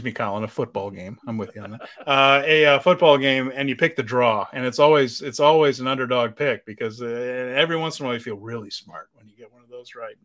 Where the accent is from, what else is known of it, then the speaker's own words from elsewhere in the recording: United States; I'm American